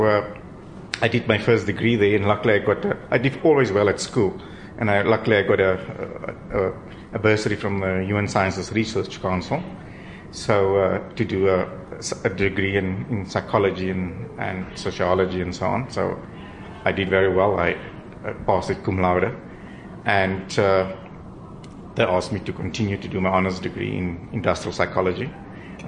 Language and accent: English; Ferndale, Eastern Cape, South Africa; I grew up in a small little town, Ferndale, in the Eastern Cape